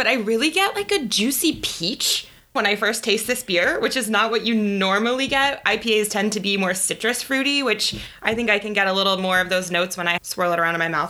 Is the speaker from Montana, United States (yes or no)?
yes; Western Montana, United States; I grew up in Western Montana, which is much more associated with the West Coast style.